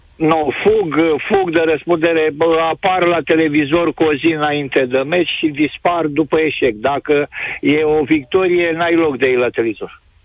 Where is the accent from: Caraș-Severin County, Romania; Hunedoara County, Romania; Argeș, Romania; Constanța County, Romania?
Argeș, Romania; Pitești; Sunt din Pitești, am o vârstă, am văzut fotbal la Pitești